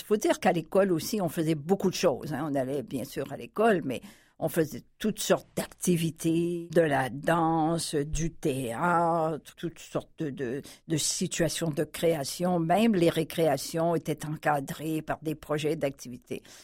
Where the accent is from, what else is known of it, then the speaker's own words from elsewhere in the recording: Saint-Lambert, Quebec, Canada; also born or lived in Paris / Chicoutimi; Je suis née à Saint-Lambert, dans la région de Montréal, la Montérégie, en novembre 1942.